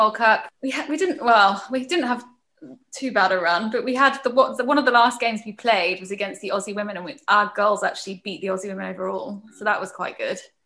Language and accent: English; United Kingdom; I'm British through and through